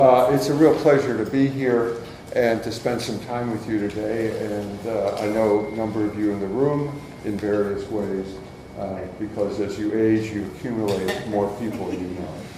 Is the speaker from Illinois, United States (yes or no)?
yes; Chicago, Illinois, United States; moved away; a North Sider who moved to one of the suburbs